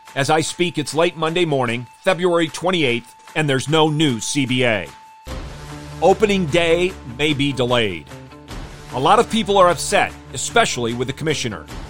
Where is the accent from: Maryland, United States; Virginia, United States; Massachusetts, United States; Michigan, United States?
Michigan, United States; I grew up in Michigan